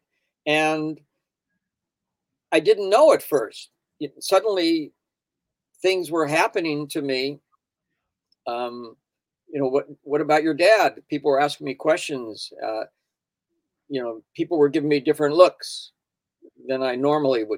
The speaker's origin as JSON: {"language": "English", "town": "Denver", "region": "Colorado", "country": "United States", "tie": "born or raised there", "said": "I grew up in Denver"}